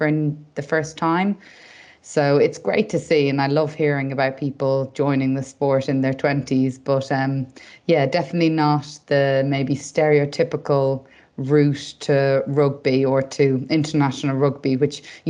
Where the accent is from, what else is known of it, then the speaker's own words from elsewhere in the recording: Dublin, Leinster, Ireland; moved away as an adult; now in England; I did my undergraduate degree in Dublin and I'm from Dublin. So I actually lived at home for the whole 5 years